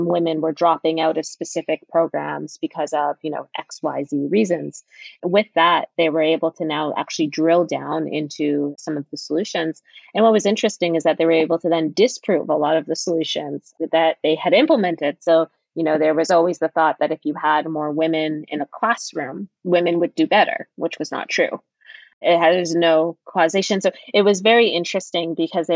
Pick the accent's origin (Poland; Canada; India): Canada